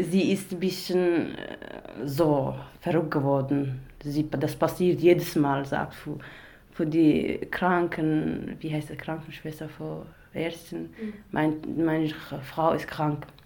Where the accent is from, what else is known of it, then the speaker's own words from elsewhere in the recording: Iraq; German is a second language; moved away as an adult; now in Germany; ich komme aus dem Irak. Seit äh, vier Jahren bin ich in Deutschland